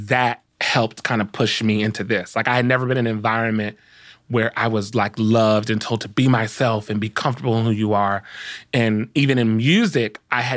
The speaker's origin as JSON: {"language": "English", "town": "Compton", "region": "California", "country": "United States", "tie": "born or raised there", "said": "I grew up in Compton"}